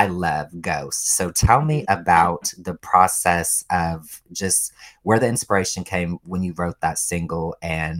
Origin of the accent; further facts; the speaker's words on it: Ohio, United States; I'm from Ohio